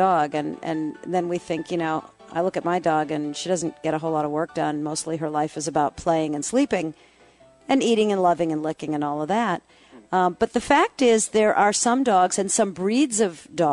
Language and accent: English; Boston, Massachusetts, United States; moved away; I grew up in the Boston area